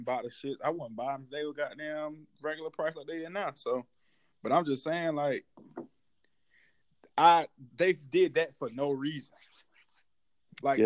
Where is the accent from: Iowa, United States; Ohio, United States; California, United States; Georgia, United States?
Georgia, United States; I'm from Georgia.